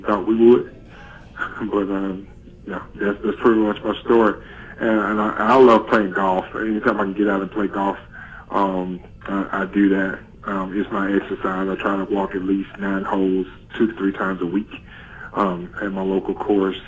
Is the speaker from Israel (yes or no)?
no; Cuthbert, Georgia, United States; moved away; also born or lived in Columbus, Georgia; when I was a young man growing up in Cuthbert, Georgia, and South Georgia.